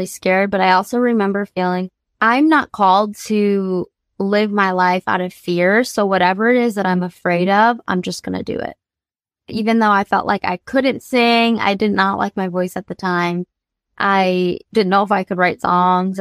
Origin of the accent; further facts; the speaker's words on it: Grand Rapids, Michigan, United States; moved away as an adult; also born or lived in New York; now in Los Angeles, United States; I was born in New York, and then I was raised in Grand Rapids, Michigan until I was out of high school, and then I moved